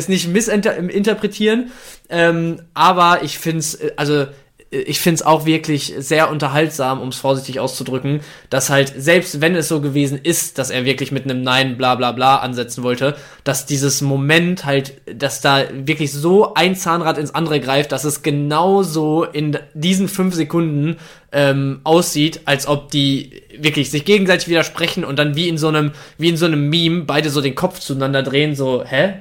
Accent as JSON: {"language": "German", "town": "Bielefeld", "region": "North Rhine-Westphalia", "country": "Germany", "said": "25, ich äh, komme aus Bielefeld"}